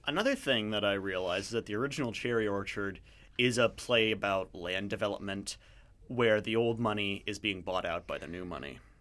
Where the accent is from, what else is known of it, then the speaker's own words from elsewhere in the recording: Canada; now in Vancouver, Canada; I'm from a different part of Canada